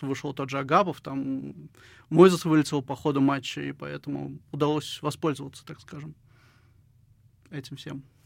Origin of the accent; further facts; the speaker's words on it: Syzran, Samara Oblast, Russia; now in Samara, Russia; в 2013 году переехал в Самару, я родом из Сызрани